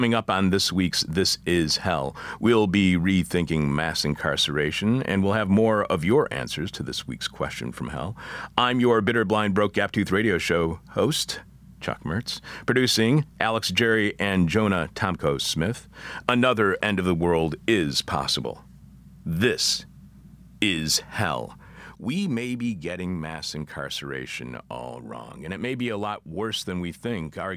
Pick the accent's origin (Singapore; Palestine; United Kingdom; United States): United Kingdom; now in Italy; I'm a Brit in Italy and have no idea if I can be of service to you